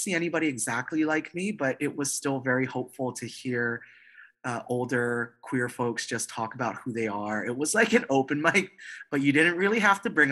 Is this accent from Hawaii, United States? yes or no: yes; Hawaii, United States; moved away as an adult; also born or lived in Boston; I was in Boston, very far from home. I grew up in Hawaii